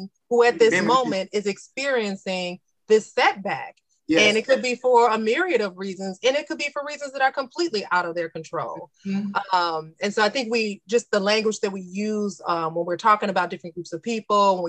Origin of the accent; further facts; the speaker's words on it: Chicago, Illinois, United States; we're from Chicago